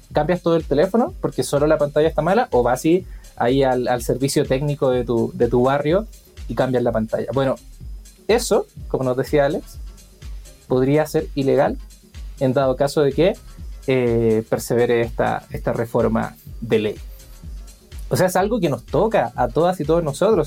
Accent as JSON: {"language": "Spanish", "country": "Chile", "said": "yo soy chileno"}